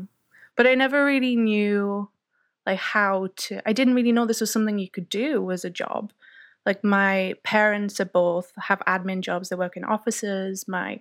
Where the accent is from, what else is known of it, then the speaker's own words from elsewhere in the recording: County Durham, North East England, United Kingdom; Yeah. Well, I'm from County Durham, which is in the northeast of England. And I basically lived in the middle of nowhere for most of my life, surrounded by fields and hills and trees.